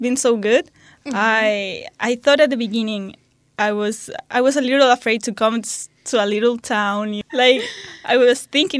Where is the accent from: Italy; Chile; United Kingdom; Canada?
Chile; moved away as an adult; now in Nyíregyháza, Hungary; I'm from Chile and I have... 19 years old.